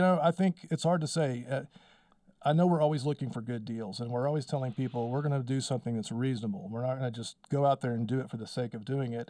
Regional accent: Wellington, Texas, United States; moved away as an adult; also born or lived in Austin, Texas / Memphis, Texas; now in Amarillo, United States; I grew up in Wellington, Texas

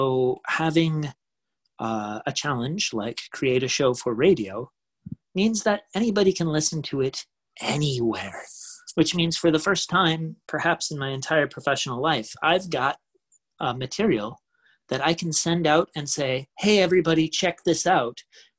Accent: United States; moved away; I'm from the United States, and I've got family from coast to coast.

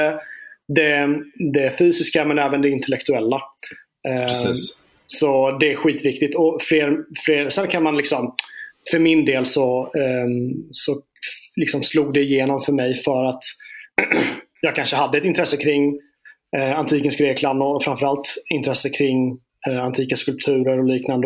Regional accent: Småland, Sweden; jag är från Småland

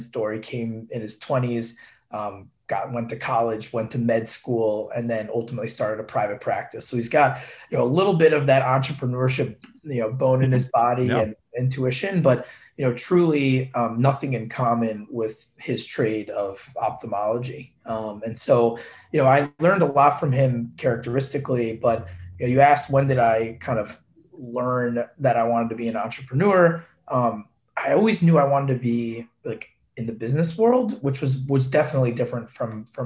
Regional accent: Long Island, New York, United States; my house where I grew up in Long Island

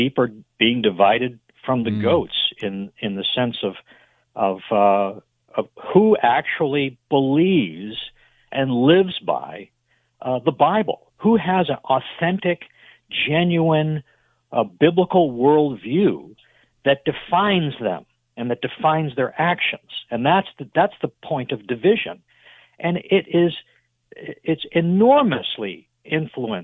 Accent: Massachusetts, United States; moved away as an adult; now in Memphis, United States; I was born and raised in Massachusetts

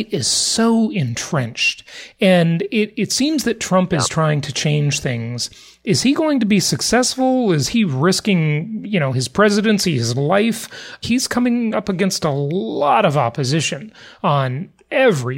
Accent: California, United States; moved away; I'm from California and I left

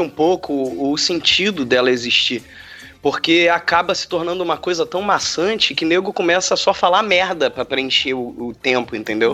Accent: Rio de Janeiro, Brazil; quando eu era pequeno, aqui no Rio, era gravado o programa da Xuxa

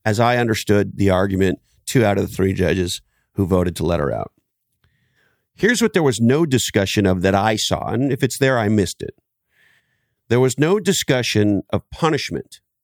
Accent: Canada; I grew up in Canada

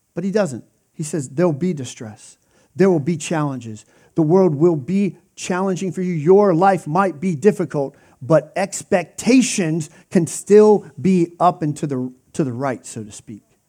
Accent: Pennsylvania, United States; I grew up in Pennsylvania

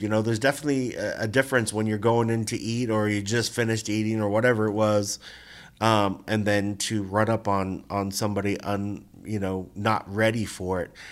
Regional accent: Gahanna, Ohio, United States; moved away as an adult; also born or lived in Columbus, Ohio; now in Las Vegas, United States; the pizza place, uh, in my hometown in Gahanna where we used to go every Friday

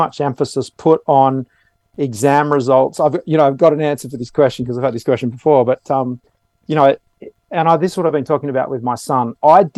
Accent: Sydney, New South Wales, Australia; I grew up in the outskirts of Sydney, the southern outskirts, and then the northern outskirts of Sydney

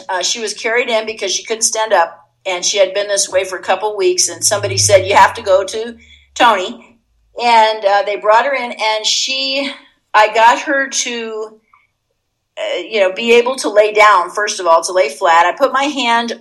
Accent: Puerto Rico; moved away as an adult; growing up in Puerto Rico

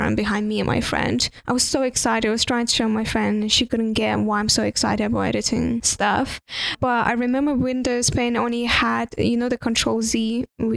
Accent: Estonia; first language Russian; English is a second language; moved away as an adult; also born or lived in United Kingdom; I'm from Estonia

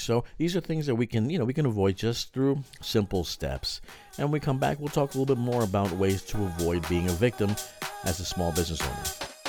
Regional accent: New York, United States; being from a big city

